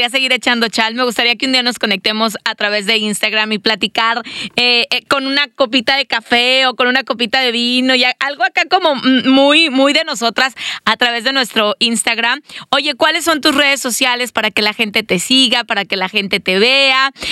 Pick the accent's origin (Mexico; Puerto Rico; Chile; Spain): Mexico; moved away; uno como mexicano mete el spanglish, ¿no? Como latino ahí se te trabalean las lenguas.